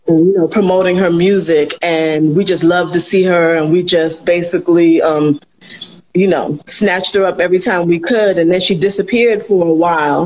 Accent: New York, United States; also born or lived in the Caribbean islands; growing up um, in the islands, well, I grew up in New York more so, but my mother would send me back home to the islands

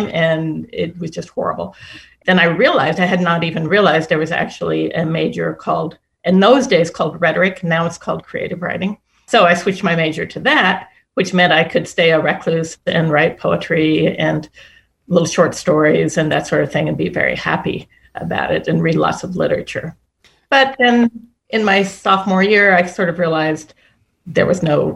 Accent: Midwest, United States; I was raised in the Midwest

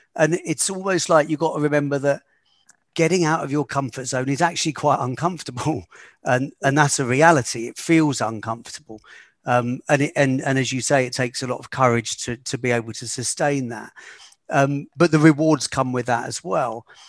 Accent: United Kingdom; moved away as an adult; also born or lived in London; growing up in a small town just outside of London

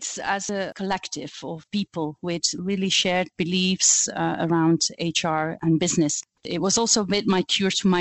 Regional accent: Flanders, Belgium; first language Flemish; English is a second language; moved away as an adult; now in United Kingdom; you will quickly pick up on my accent. I speak Flemish. I am Belgian, but I have been living and working in the UK for almost 20 years now.

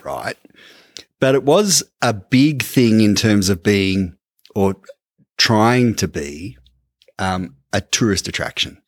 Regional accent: Ballarat, Victoria, Australia; We're from Ballarat, Larker

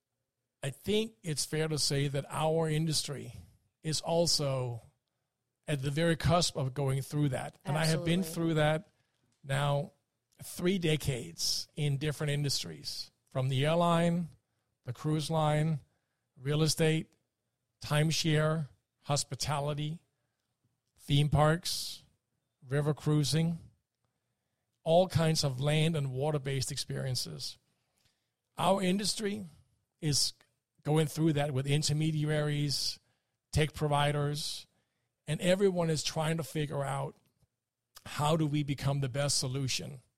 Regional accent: Denmark; moved away; since I grew up in Denmark and am a Viking

